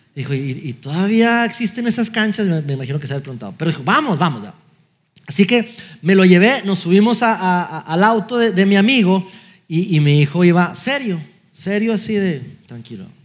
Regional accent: Durango, Mexico; moved away; estábamos en, mi ciudad natal, Durango, eh, fuimos a visitar a mis papás de Navidad

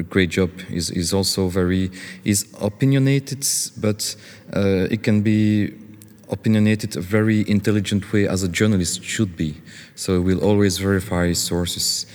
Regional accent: Belgium; not in Belgium, we don't really make revolutions

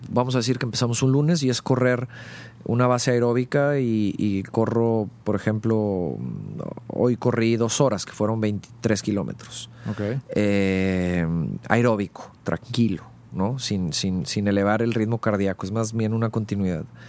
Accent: Monterrey, Nuevo León, Mexico; also born or lived in Mexico City; nací en el DF y a los cinco años el trabajo de mi padre nos hace movernos a la ciudad de Monterrey, por lo cual prácticamente soy regiomontano. Crecí aquí

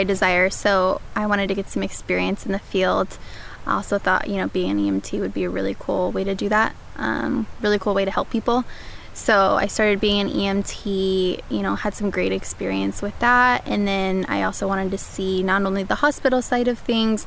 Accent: Salt Lake City, Utah, United States; moved away as an adult; now in Los Angeles, United States; I'm originally from Salt Lake City, Utah. I've lived in Los Angeles for the last 2 years

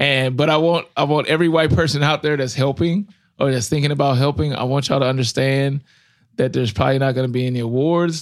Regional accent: Ferguson, Missouri, United States; I grew up in Ferguson

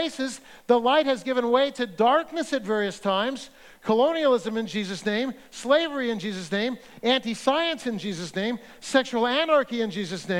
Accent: Central Valley, California, United States; I grew up in Central Valley, Baptist, pretty conservative

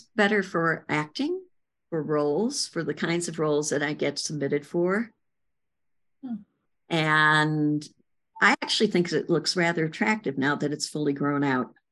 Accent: Chicago, Illinois, United States; in Chicago on the north side, various places on the north side

